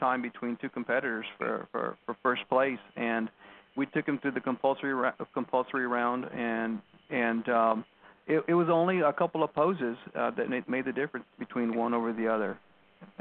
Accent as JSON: {"language": "English", "region": "Texas", "country": "United States", "tie": "born or raised there", "said": "I grew up here in Texas, you know, in this area"}